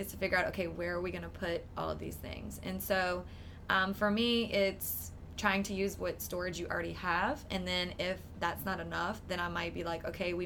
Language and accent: English; New Iberia, Louisiana, United States; I'm from the South. I'm from Louisiana. I grew up in New Iberia.